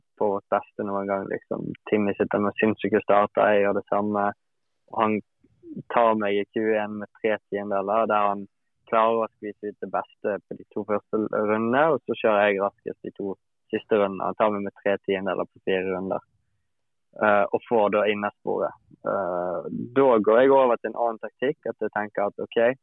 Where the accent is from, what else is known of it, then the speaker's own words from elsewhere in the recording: Bergen, Vestland, Norway; hjemme i Bergen